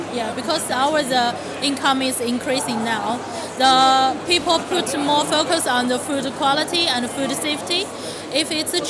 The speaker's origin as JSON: {"language": "English", "region": "Beijing", "country": "China"}